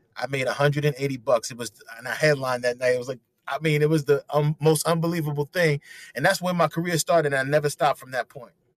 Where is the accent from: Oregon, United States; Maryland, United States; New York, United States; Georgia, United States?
New York, United States; New York City; also born or lived in South Carolina / Brooklyn; So I'm from Harlem, USA, uh, born and raised 110th Street